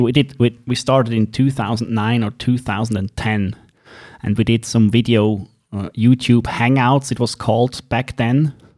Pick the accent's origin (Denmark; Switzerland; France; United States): Switzerland; accent: Swiss; English is a second language; It is in English and Swiss English, as you might have heard, so you have to bear with my accent.